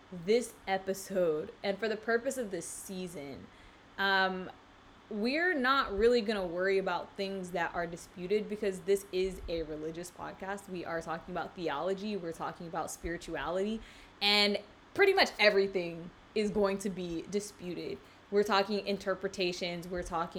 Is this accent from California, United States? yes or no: no; South Carolina, United States; now in South Florida, United States; I grew up in South Carolina